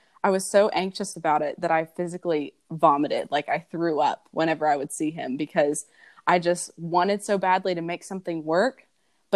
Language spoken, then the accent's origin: English; Kentucky, United States; I'm from Kentucky. I was born and raised here, lived here almost all my life.